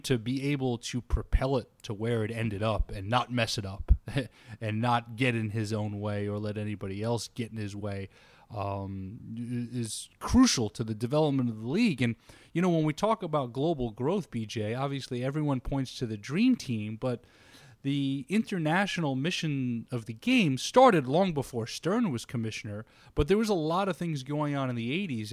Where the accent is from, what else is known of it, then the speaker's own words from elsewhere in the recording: New York, United States; I grew up in New York